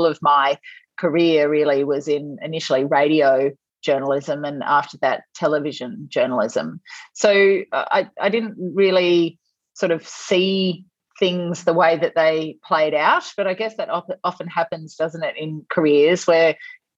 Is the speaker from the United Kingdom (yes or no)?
no; Tasmania, Australia; moved away as an adult; also born or lived in South Australia / Cambodia / Thailand; I grew up in Tasmania